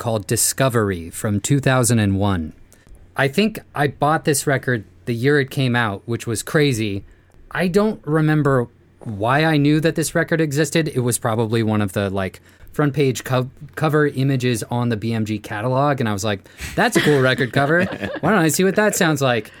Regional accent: Marin County, outside San Francisco, California, United States; I grew up in Marin County outside of San Francisco

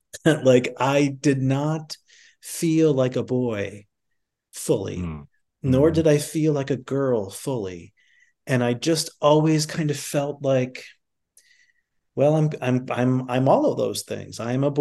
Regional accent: North Dakota, United States; now in New York City, United States; I grew up in North Dakota, but then I moved to New York, and then I met another Native person

